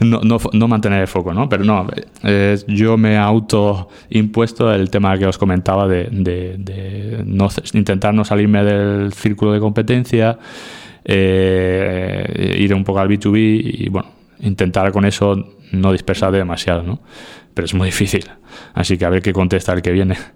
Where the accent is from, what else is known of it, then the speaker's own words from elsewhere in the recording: Region of Murcia, Spain; moved away; cada vez que vuelvo a, a mi tierra, Murcia